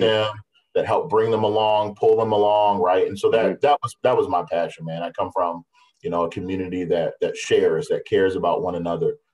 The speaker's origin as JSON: {"language": "English", "town": "Baltimore", "region": "Maryland", "country": "United States", "tie": "born or raised there", "also_born_or_lived": "Iowa", "moved": "as an adult", "lives_now": "West Des Moines, United States", "said": "Baltimore was was sort of a, a, rough place to grow up"}